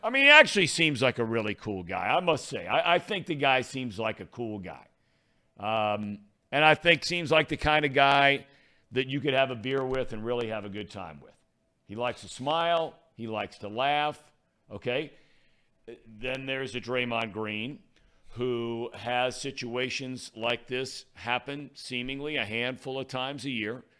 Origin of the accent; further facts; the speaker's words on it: Cincinnati, Ohio, United States; one of my best friends growing up in Cincinnati, lived a few blocks away